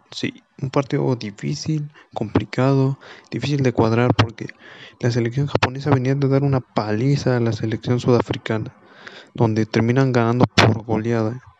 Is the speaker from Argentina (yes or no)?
no; Mexico